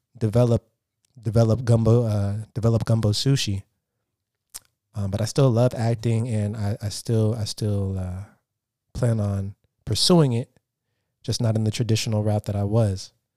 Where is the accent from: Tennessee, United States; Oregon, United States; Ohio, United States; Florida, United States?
Oregon, United States; Portland; moved away as an adult; now in Los Angeles, United States; I currently live in Los Angeles, California. I'm, I'm, uh, I'm from Portland, Oregon